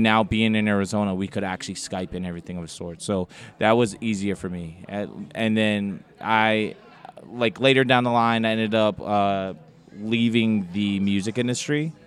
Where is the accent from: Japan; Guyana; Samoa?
Samoa; moved away; growing up, uh, in the islands